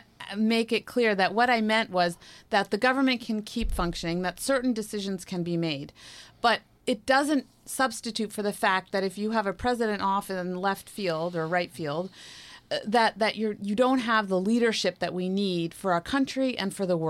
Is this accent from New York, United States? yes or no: yes; New York, United States; I'm from New York, so I'm just nodding.